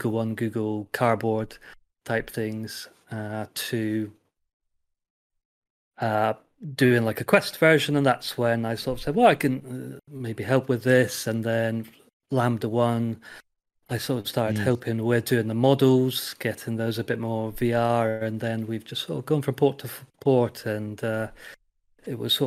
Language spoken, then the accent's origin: English; England, United Kingdom; moved away as an adult; now in Slovakia; So I am English or British, but 10-11 years ago I moved to Slovakia